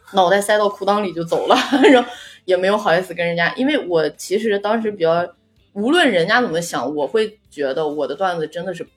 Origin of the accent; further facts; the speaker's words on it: northern China, China; 我是一个纯北方长大的演员